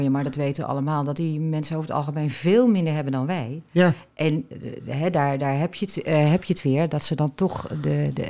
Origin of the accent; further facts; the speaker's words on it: Netherlands; wij als Nederlanders